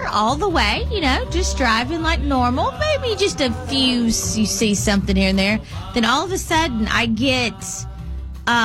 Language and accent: English; Mississippi, United States; All right, so I'm from Mississippi